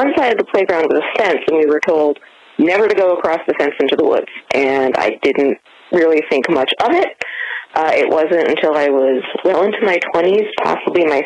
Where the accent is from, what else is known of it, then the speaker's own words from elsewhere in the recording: Toms River, New Jersey, United States; moved away; growing up in Tom's River